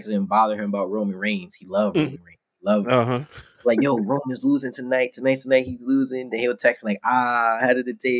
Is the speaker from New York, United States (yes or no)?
yes; New York City, New York, United States; also born or lived in Brooklyn; I grew up on Kingsbridge